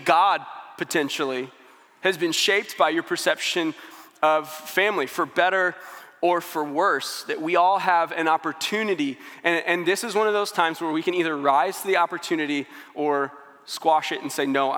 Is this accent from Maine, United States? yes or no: no; St. Louis, Missouri, United States; now in Springfield, United States; I'm from St. Louis. When I moved to Springfield